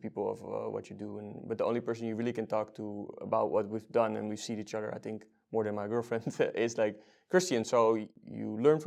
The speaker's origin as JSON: {"language": "English", "town": "Almere", "region": "Flevoland", "country": "Netherlands", "tie": "born or raised there", "moved": "yes", "lives_now": "Amsterdam, Netherlands", "said": "we grew up in Almere"}